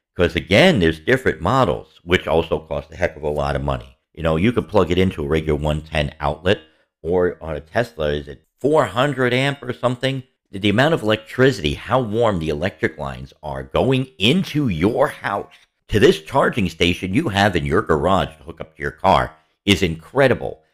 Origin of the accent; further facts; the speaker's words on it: New York City, New York, United States; growing up in the Bronx.